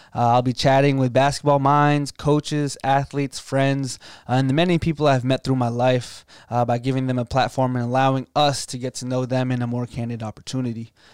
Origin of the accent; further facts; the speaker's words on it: Loudoun County, Northern Virginia, United States; moved away as an adult; now in Virginia Beach, United States; I'm coming from Northern Virginia, uh, from Loudoun County area, uh, pretty affluent, um, environment